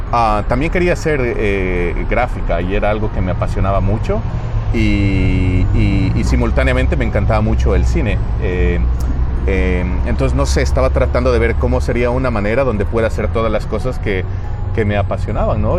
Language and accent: Spanish; Quito, Pichincha, Ecuador; moved away as an adult; now in United States; yo soy de, originalmente de Quito, de Ecuador. Y nada, he estado viviendo aquí en los Estados Unidos por más o menos 17 años